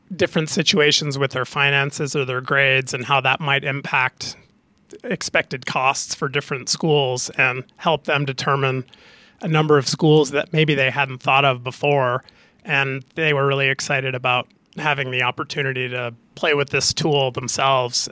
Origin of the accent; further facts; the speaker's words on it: Canada; being a Canadian hockey player growing up